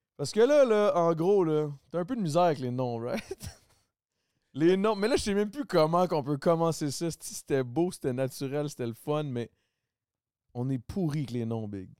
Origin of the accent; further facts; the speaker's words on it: Quebec, Canada; accent: Québécois; je, me, parle très québécois